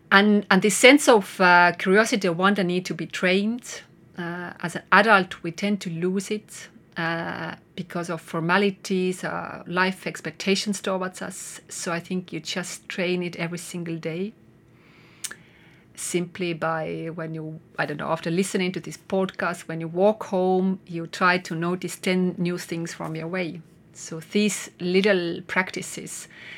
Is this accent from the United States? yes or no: no; Estonia; English is a second language; also born or lived in Netherlands; And I came back from Netherlands, and I was so amazed by Estonian nature.